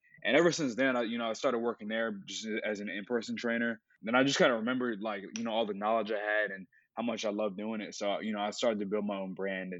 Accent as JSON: {"language": "English", "town": "Richmond", "region": "Virginia", "country": "United States", "tie": "born or raised there", "said": "I was born and raised in Richmond, Virginia. My roots are also in Virginia."}